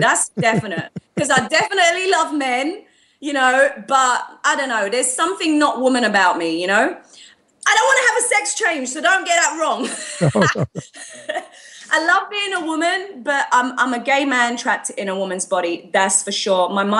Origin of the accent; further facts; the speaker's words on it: Australia; I'm not trying to fit in. I just do what's me. I'm Aussie.